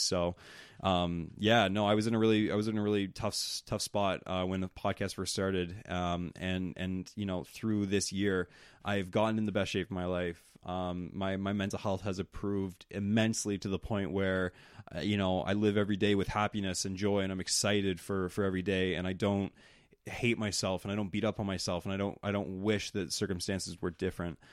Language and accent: English; East Coast, United States; I'm from the East Coast